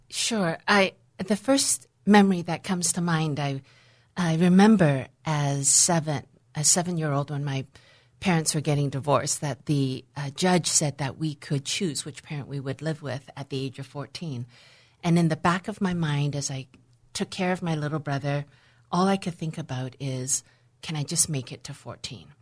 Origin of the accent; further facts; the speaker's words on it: Vancouver, British Columbia, Canada; also born or lived in Hong Kong; I was born in Hong Kong in 1962. And for a variety of reasons, I was given to my grandparents, my maternal grandparents, to raise me until the age of five and a half, at which time my parents decided to leave and restart and rebuild a life in Vancouver, Canada